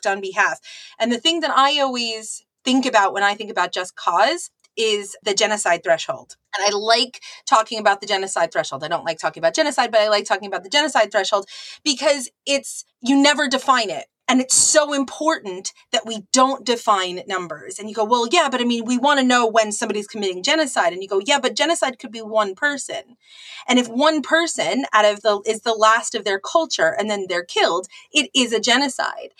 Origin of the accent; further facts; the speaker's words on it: United States; as an American, you know, we are told this story